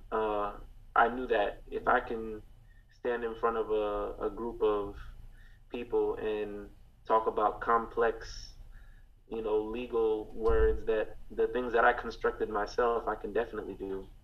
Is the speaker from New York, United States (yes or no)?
yes; Rochester, New York, United States; now in Florida, United States; Um, I'm originally from Rochester, New York, but I've been living in Florida for probably the same amount of time as I, I lived up there.